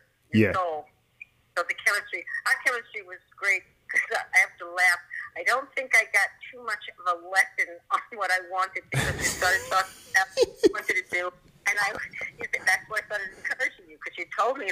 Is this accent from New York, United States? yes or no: yes; New York City, New York, United States; moved away as an adult; also born or lived in Bronx, New York / Manhattan, New York; I'm a New Yorker